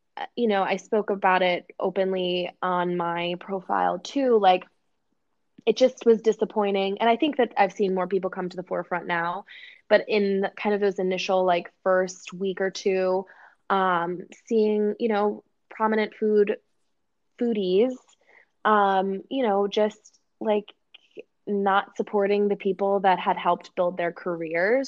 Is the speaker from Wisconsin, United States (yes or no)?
yes; Oshkosh, Wisconsin, United States; in the middle of my hometown in oshkosh wisconsin